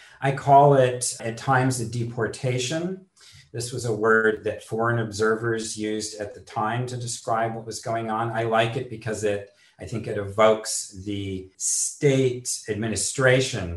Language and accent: English; Bay Area, California, United States; moved away; I grew up in the Bay Area